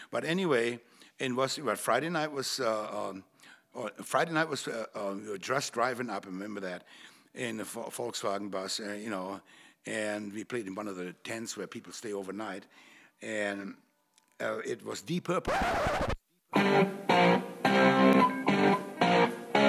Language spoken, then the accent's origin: English; Germany; born or raised there; moved away as an adult; now in United States